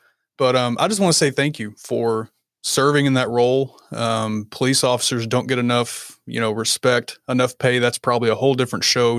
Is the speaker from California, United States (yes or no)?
no; Kentucky, United States; A little bit further north. I'm in Kentucky.